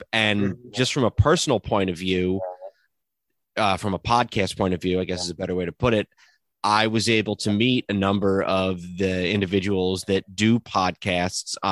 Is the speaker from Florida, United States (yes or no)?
no; New York, United States; I'm a New Yorker